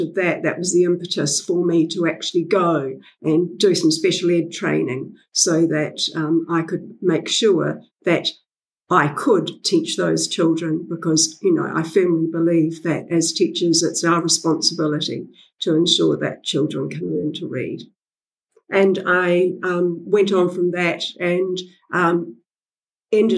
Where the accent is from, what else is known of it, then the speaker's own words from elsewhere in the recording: New Zealand; I'm a Kiwi. My family have been in New Zealand from about the 1840s